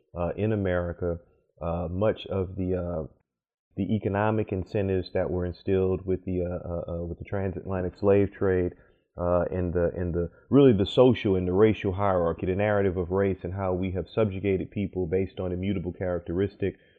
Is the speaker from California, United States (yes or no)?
no; New Orleans, Louisiana, United States; now in Durham, United States; grew up in New Orleans